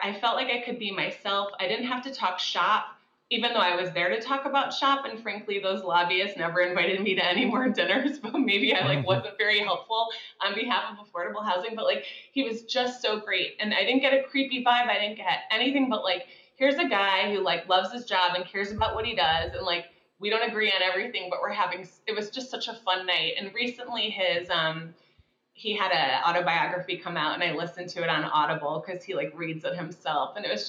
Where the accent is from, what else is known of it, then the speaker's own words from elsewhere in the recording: Midwest, United States; he's from the Midwest and I'm originally from the Midwest.